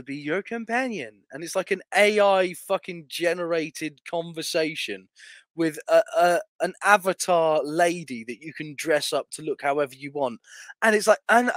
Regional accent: Essex, East of England, United Kingdom; I come from Essex

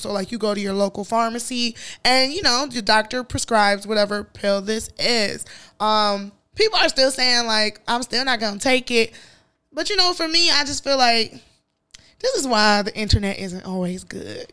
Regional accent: Chicago, Illinois, United States; I grew up in Chicago

